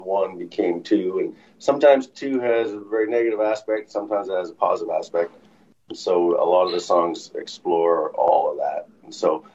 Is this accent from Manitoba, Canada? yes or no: yes; Killarney, Manitoba, Canada; I grew up in Clarney